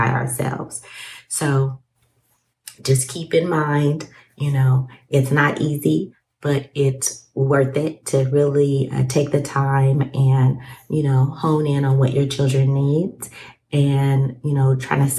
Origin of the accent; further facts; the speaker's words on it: Alaska, United States; I grew up in Alaska